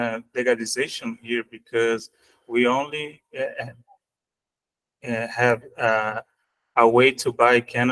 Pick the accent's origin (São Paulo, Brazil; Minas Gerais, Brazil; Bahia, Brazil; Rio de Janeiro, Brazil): São Paulo, Brazil; I am from Brazil, São Paulo.